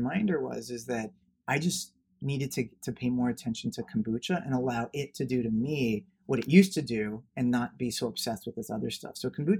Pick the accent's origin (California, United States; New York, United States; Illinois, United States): California, United States; Los Angeles; I grew up in Bel Air, Beverly Hills.